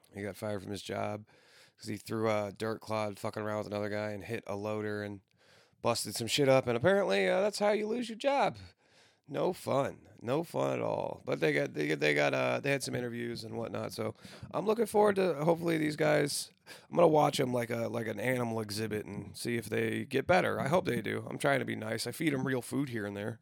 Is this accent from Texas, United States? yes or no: no; Granite City, Illinois, United States; moved away; my hometown in Granite City